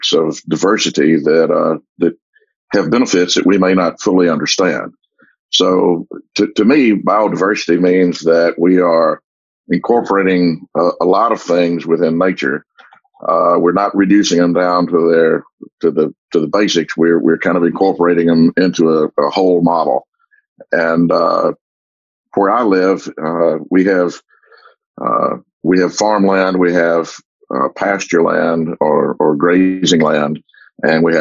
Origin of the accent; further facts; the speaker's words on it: Como, Mississippi, United States; I was born here in Como and have lived pretty much my whole life here.